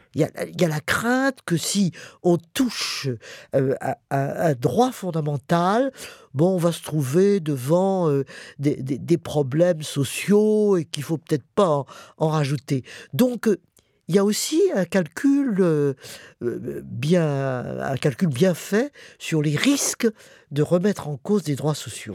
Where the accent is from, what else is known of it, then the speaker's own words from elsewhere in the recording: Paris, Île-de-France, France; also born or lived in Montmorency; On a fait l'exode et puis après on est rentré à Paris évidemment euh, on a subi l'occupation allemande